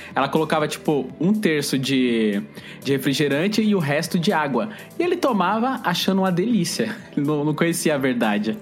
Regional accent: Bahia, Brazil; eu e o Eli, que somos baianos

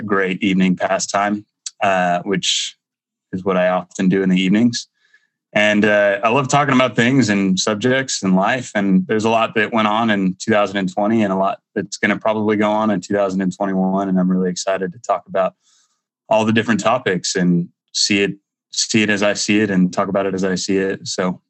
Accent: Moscow, Idaho, United States; I'm 27 years old, 27 years young, actually. I'm from Moscow, Idaho.

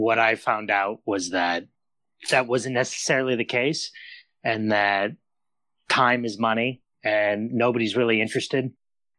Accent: Phoenix, Arizona, United States; moved away as an adult; now in Los Angeles, United States; Phoenix, born and raised in Phoenix.

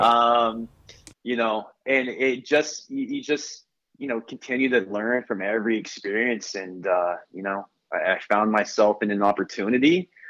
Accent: Tulsa, Oklahoma, United States; now in Arizona, United States; I grew up in Tulsa, Oklahoma.

